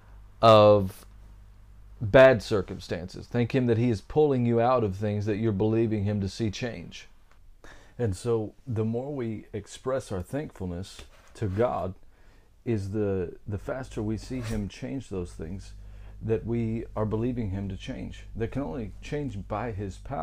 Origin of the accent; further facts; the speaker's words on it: Texas, United States; I come from Texas